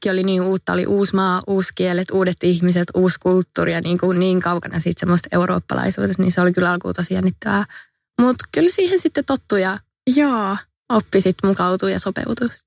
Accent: Finland; tulin takaisin Suomeen. Joo. Kävin sitten lukion täällä loppuun ja valmistuin itse asiassa aika nopeasti verrattuna muihin sit vaihtareihin, suomalaisiin vaihtareihin

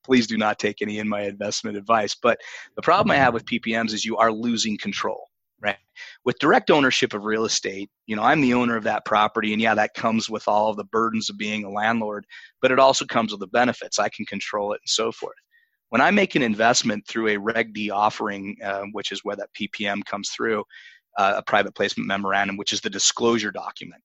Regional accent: Utah, United States; My home state of Utah

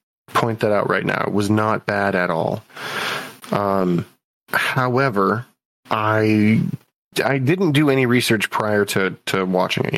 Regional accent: United States; as an American

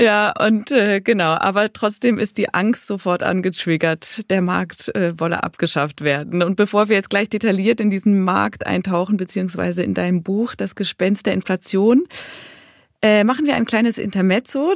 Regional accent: Switzerland; Ich bin Schweizerin.

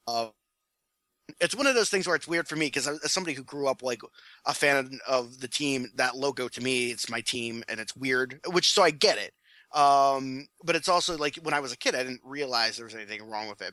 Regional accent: Ohio, United States; my home state

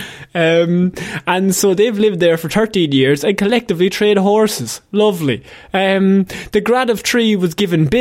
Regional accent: Ireland; two Irish lads

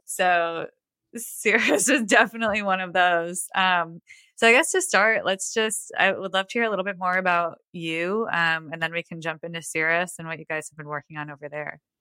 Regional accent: Buffalo, New York, United States; moved away as an adult; now in Nashville, United States; I'm not in Toronto, but I grew up in Buffalo

